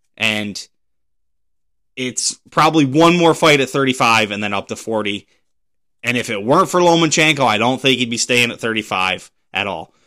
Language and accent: English; Pennsylvania, United States; moved away; back in my home state of Pennsylvania